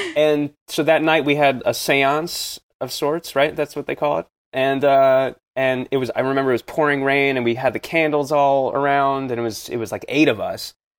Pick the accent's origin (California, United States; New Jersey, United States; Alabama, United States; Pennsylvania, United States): New Jersey, United States; I grew up in New Jersey, in, close to the city